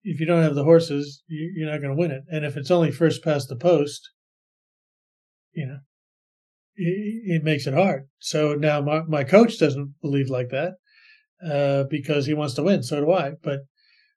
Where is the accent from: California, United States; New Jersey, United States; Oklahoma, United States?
California, United States; Bay Area; moved away as an adult; also born or lived in Singapore; now in Sydney, Australia; I grew up in the Bay Area